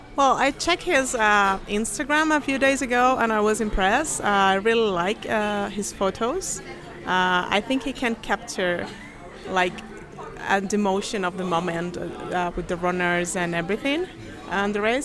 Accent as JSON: {"language": "English", "country": "Chile", "said": "I'm down from South America, from Chile, actually"}